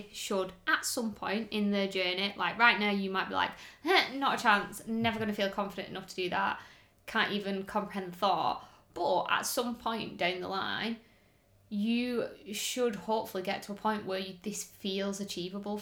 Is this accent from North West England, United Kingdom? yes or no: yes; Wigan, North West England, United Kingdom; I'm a commoner from Wigan.